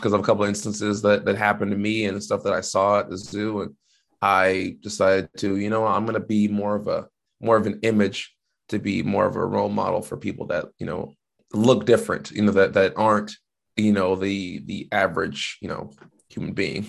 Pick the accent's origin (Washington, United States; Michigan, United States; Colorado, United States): Washington, United States; I didn't have to leave my home state